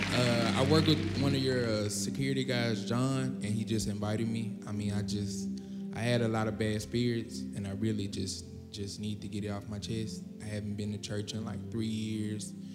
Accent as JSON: {"language": "English", "region": "Arkansas", "country": "United States", "moved": "yes", "said": "I'm not from here. I'm from Arkansas"}